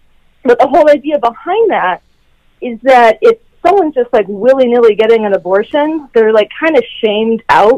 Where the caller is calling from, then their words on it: Los Angeles, California, United States; I'm doing great. Calling from Los Angeles.